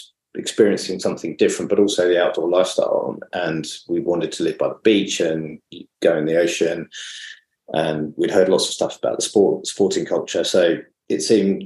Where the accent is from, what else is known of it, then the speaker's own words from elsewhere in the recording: Brighton, South East England, United Kingdom; moved away as an adult; now in Manly, Australia; I come from Brighton originally.